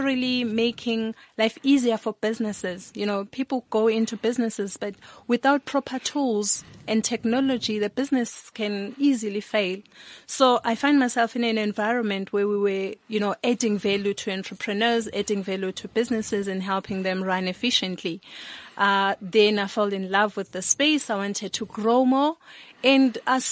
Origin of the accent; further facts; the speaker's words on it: Sebokeng, Gauteng, South Africa; also born or lived in Eastern Cape; I was born in the Eastern Cape. Grew up at the Val Triangle in the township called Sebokeng